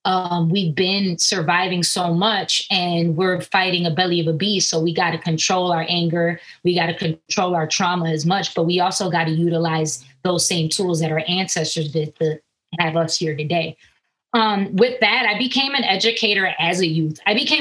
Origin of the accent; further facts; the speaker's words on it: Minnesota, United States; I'm a Boricua, born and raised in Minnesota. I'm Puerto Rican in Minnesota, hence